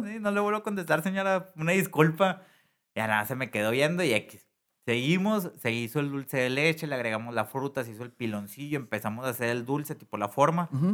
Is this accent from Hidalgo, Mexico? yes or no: no; Monterrey, Nuevo León, Mexico; soy de Monterrey